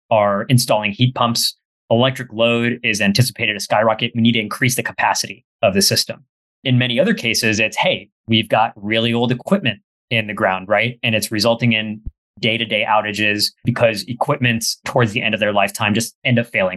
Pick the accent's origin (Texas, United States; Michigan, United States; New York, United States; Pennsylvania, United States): Texas, United States; McAllen; My hometown in McAllen, Texas, pretty sure we had about 5 or 6 hurricanes when I was growing up in about 18 years